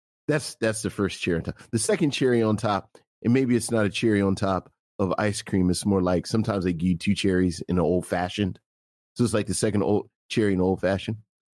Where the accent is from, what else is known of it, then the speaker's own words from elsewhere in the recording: Los Angeles, California, United States; You know, I don't really, you know, I'm from Crenshaw.